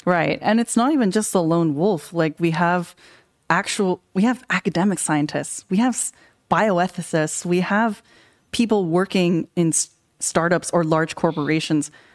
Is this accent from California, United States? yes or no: yes; California, United States; I grew up in California.